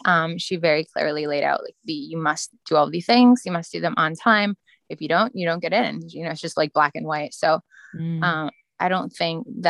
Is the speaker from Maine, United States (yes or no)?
yes; Maine, United States; moved away as an adult; now in North Carolina, United States; I grew up in Maine.